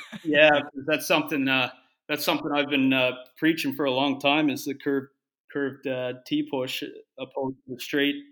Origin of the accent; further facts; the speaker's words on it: Halifax, Nova Scotia, Canada; also born or lived in Finland; I'm from Halifax originally, still still live there in the in the off season